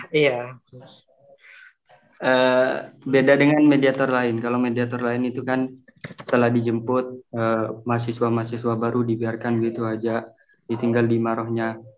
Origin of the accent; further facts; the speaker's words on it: Indonesia; now in Egypt; Tapi intinya pas kita kan orang Indo kan biasa sarapan pagi gitu kan ya.